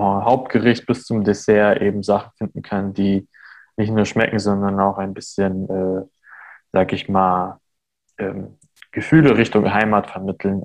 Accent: Armenia; born or raised there; now in Germany

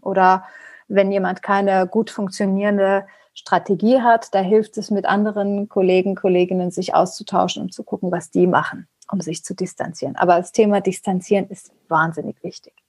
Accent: Germany; first language Persian; German is a second language; Also Farsi ist meine Muttersprache und Deutsch ist nicht wirklich meine Muttersprache, also nicht meine Muttersprache, aber ich bin mit der deutschen Sprache aufgewachsen. Ich habe meine Schulbildung und mein Studium und eigentlich alles in Deutschland gehabt.

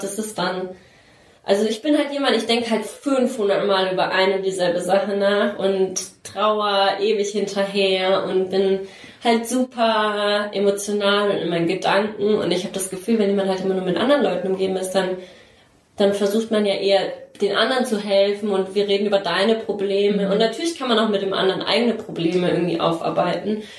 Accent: Nuremberg, Bavaria, Germany; moved away as an adult; habe halt damals auch noch in Nürnberg gewohnt, wo ich groß geworden bin

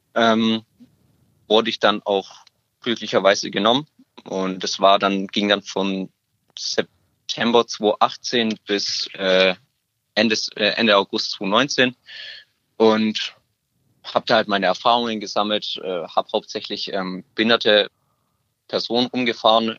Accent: Stuttgart, Baden-Württemberg, Germany; ich komme aus Stuttgart.

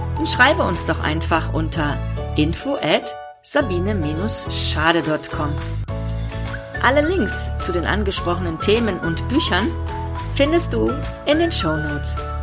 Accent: Ruhr area, North Rhine-Westphalia, Germany; ich komme aus dem Ruhrgebiet. Wir haben eh eine flapsigere Sprache

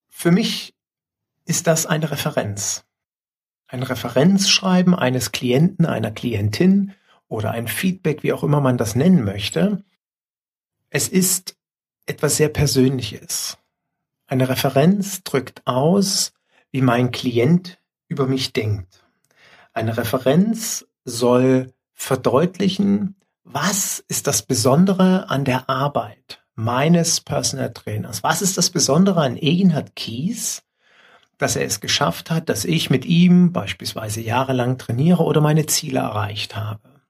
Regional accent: Leipzig, Saxony, Germany; born there; also born or lived in Dresden; Weil ich als gebürtiger Leipziger mich heute tatsächlich bei den Leipzigern bedanken muss.

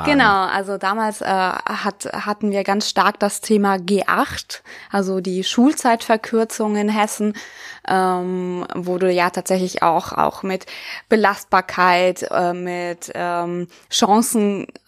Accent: Siberia, Russia; now in Germany; Ich komme ja selber aus Sibirien, das heißt, ich hatte schon mal so eine ganz andere Lebenserfahrung, auch als Kind schon mit mir

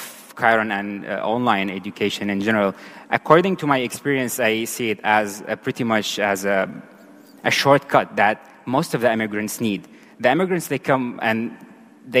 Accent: Syria; moved away as an adult; also born or lived in Turkey / Cyprus; now in Germany; I was born and raised in Syria

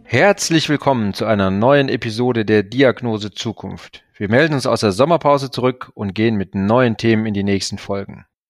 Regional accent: Ruhr metropolitan area, North Rhine-Westphalia, Germany; meine Heimat

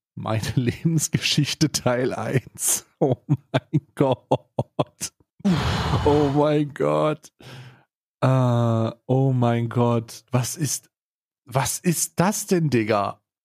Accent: Switzerland; bei uns in der Schweiz

